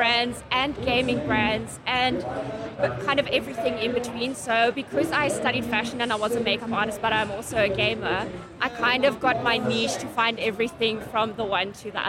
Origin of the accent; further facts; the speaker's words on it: Pretoria, Gauteng, South Africa; I grew up in Pretoria and I went to an all-girls school in Pretoria.